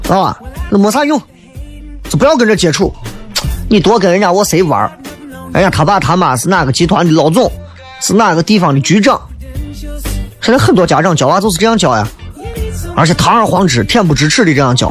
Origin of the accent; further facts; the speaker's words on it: China; 咱这一辈子作为一个中国人